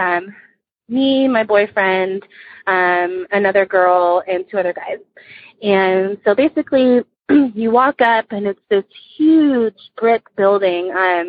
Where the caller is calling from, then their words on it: Dallas, Texas, United States; Hi, Brewskies. … I'm from Dallas, Texas.